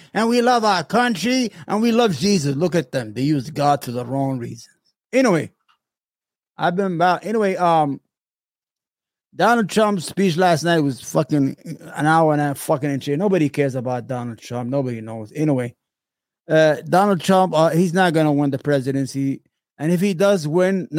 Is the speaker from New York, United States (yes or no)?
yes; New York, United States; I'm from New York. I grew up, I was a young kid